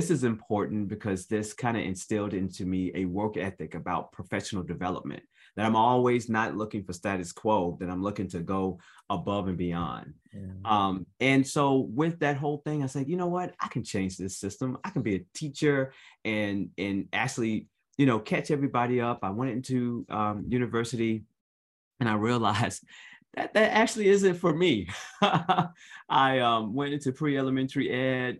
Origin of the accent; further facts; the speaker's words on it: Chicago, Illinois, United States; now in Atlanta, United States; I am a Chicago native. I grew up on the south side of Chicago